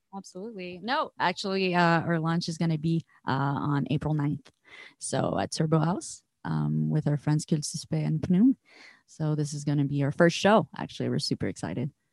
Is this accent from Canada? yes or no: yes; Montreal, Quebec, Canada; we're all locals from Montreal